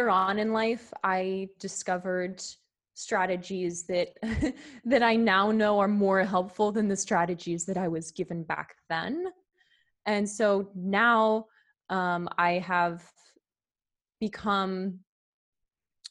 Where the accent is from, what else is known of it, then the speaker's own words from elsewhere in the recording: near San Francisco, California, United States; I grew up in a pretty affluent area, actually. So near San Francisco, California.